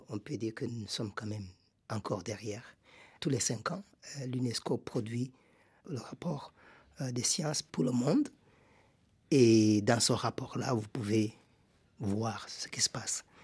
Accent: Burundi; Rwanda ma famille a quitté le, Rwanda au début des années 60. Et nous sommes installés au Burundi. donc j'ai grandi comme réfugié au Burundi.

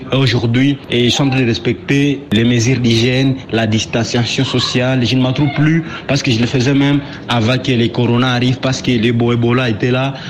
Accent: Butembo, North Kivu, DR Congo; ici chez nous à Ville de Boutembo

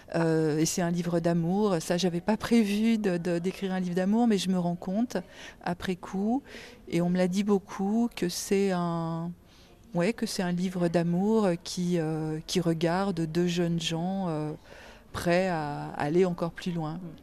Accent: Algeria; je suis née en Algérie

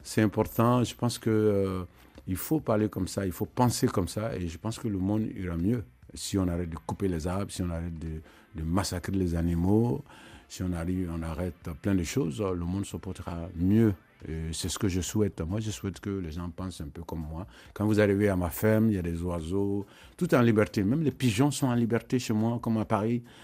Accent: Côte d’Ivoire; dans ma ville natale en Côte d'Ivoire

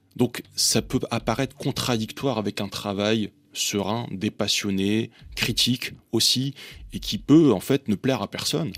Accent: Valenciennes, Hauts-de-France, France; je suis né à Valenciennes, tout en haut de cette France où il fait froid

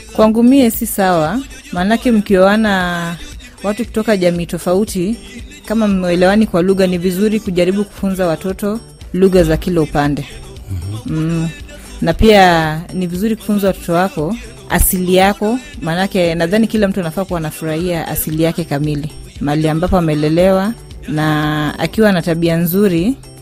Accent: Siaya, Siaya County, Kenya; first language Luo; Swahili is a second language; mi ni mjaluo kutoka Siaya

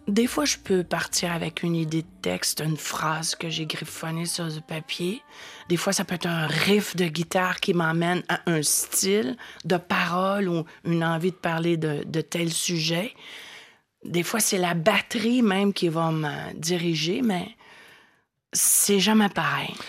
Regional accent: Quebec, Canada; first language French; chez nous, au Québec

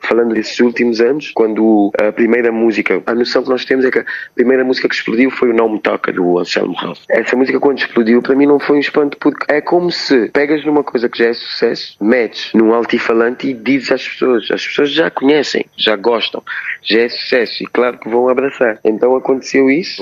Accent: Cape Verde; now in Lisbon, Portugal; como artista africano que sou, cabo-verdiano africano

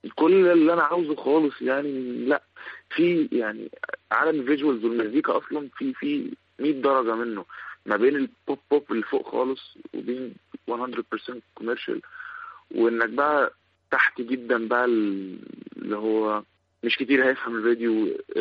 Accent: Sohag Governorate, Egypt; احنا كلنا من سوهاج

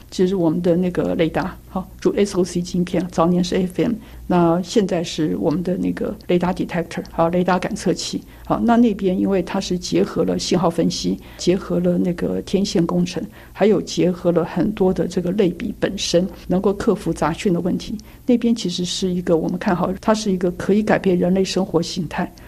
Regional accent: Taiwan; 我们台湾人很弹性

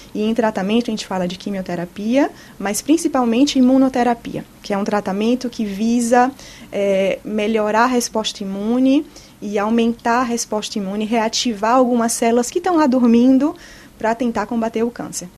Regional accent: Bahia, Brazil; moved away as an adult; also born or lived in São Paulo, Brazil; now in Villejuif, France; eu sou baiana e sou médica oncologista. Fiz toda a minha formação médica no Brasil, a Faculdade de Medicina na Universidade Federal da Bahia

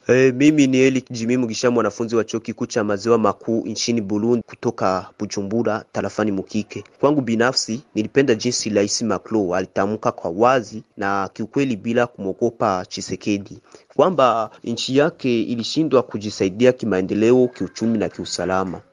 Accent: DR Congo; hapa kwetu DRC

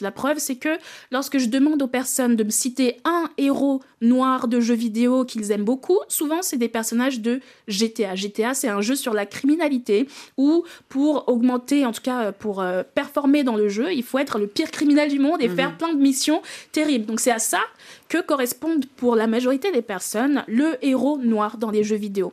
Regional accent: Benin; j'ai découvert le jeu vidéo en Afrique, en grandissant au Bénin.

